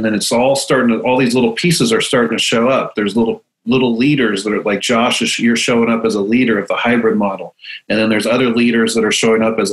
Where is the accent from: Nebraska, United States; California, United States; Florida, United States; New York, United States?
California, United States; San Luis Obispo; moved away as an adult; now in Portland, United States; I am hailing from San Luis Obispo, California, but fighting out of Portland, Oregon